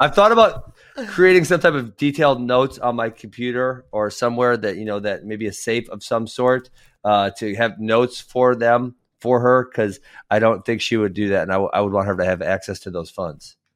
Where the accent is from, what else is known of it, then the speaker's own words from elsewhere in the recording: Iowa, United States; I was born in Iowa.